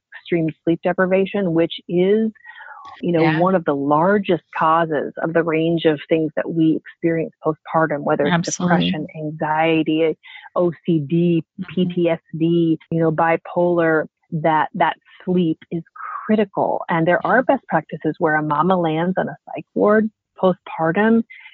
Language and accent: English; Montana, United States; I've done 7 shows in my hometown in Montana